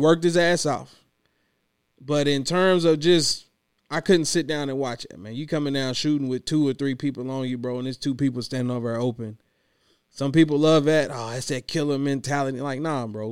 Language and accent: English; Clinton, Kentucky, United States; now in Louisville, United States; I'm from Clinton, Kentucky, Western Kentucky